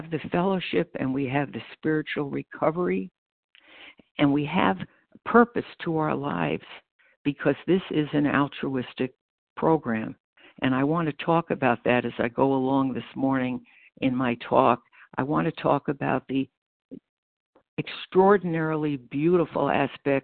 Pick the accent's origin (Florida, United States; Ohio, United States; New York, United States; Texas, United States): New York, United States; Freeport; born or raised there; accent: American; moved away as an adult; also born or lived in Brooklyn, New York / Chicago, Illinois; now in Batavia, United States